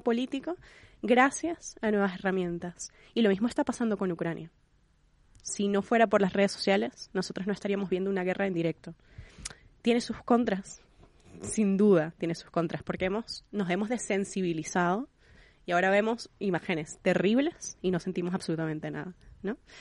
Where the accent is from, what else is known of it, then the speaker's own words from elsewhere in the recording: Venezuela; yo que soy venezolana